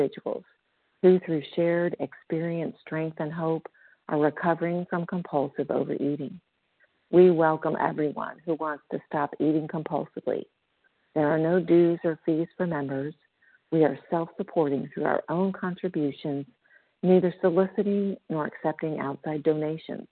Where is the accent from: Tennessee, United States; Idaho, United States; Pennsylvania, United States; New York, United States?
Tennessee, United States; now in Florida, United States; I'm a recovered compulsive overeater from Tennessee, currently in Florida.